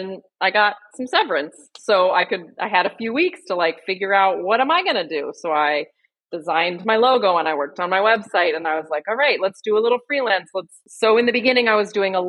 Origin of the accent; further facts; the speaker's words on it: Burlington, Vermont, United States; I'm from Burlington, Vermont